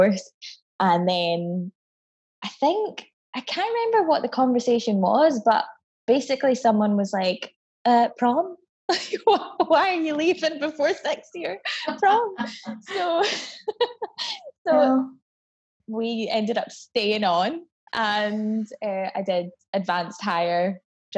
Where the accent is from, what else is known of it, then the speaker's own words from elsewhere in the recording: Scotland, United Kingdom; also born or lived in Barbados; I moved here to Scotland from Barbados when I was 8